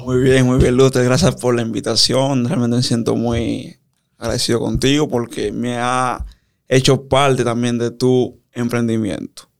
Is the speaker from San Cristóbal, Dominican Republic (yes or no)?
yes; San Cristóbal, Dominican Republic; ahí en San Cristóbal, de donde soy